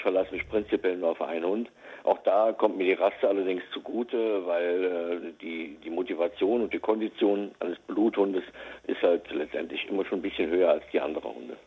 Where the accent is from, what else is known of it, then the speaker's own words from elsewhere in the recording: Westerwald, Rhineland-Palatinate, Germany; ich komme aus dem Westerwald